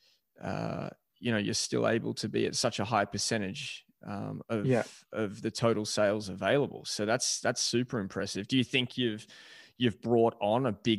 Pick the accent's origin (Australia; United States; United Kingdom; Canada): Australia; Melbourne, Victoria; being an Australian and from Melbourne.